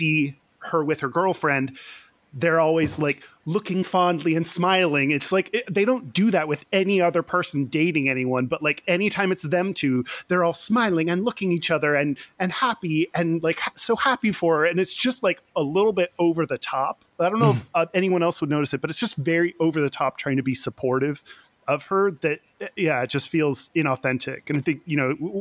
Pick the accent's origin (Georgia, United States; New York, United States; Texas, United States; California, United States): Texas, United States; Houston; now in Seattle, United States; I grew up in Houston.